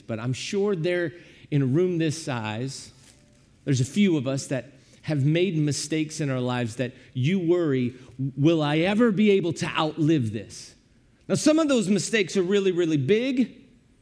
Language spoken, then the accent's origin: English; Granite City, Illinois, United States; we grew up in Granite City, Illinois